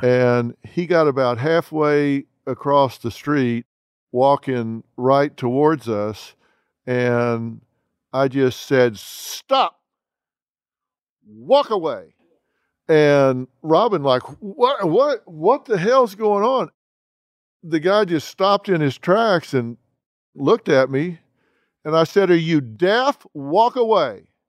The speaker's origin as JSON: {"language": "English", "region": "Texas", "country": "United States", "said": "I'm from Texas"}